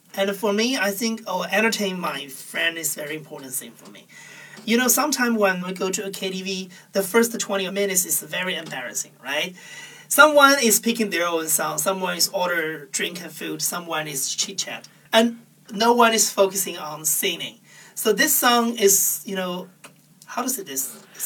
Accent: Huainan, Anhui, China; in the middle of China, called Huainan is a very small town in Anhui province.

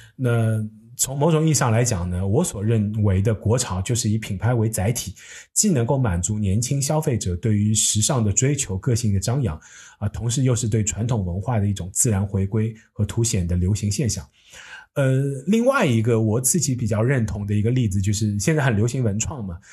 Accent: China; 我一个土生土长的中国人

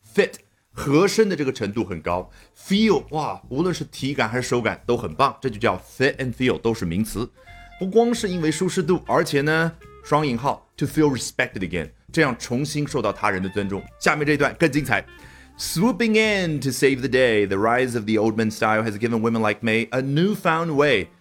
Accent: China; 我们中国人

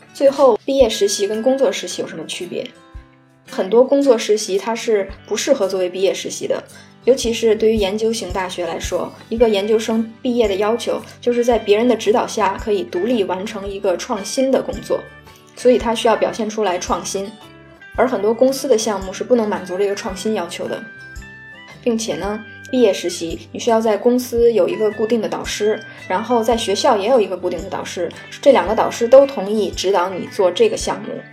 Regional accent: China; now in Netherlands; 我也是中国人

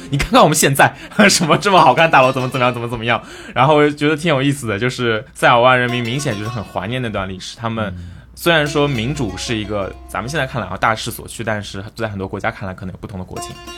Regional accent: China; 作为中国人

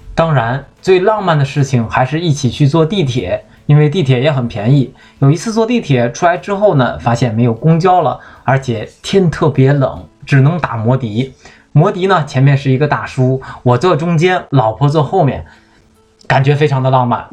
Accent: Shandong, China; 我是山东人

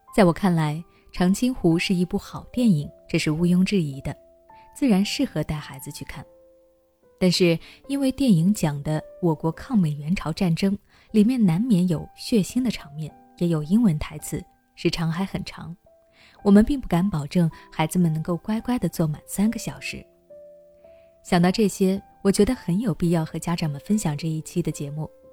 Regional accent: China; 我们每个中国人

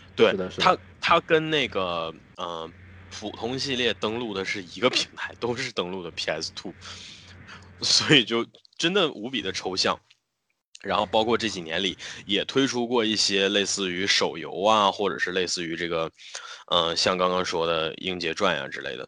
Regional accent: China; 我们中国人自己的元素

